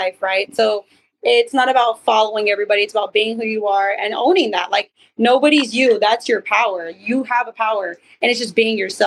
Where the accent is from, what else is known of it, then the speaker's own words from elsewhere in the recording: the West Valley, Arizona, United States; In the Valley. Born and raised in Arizona.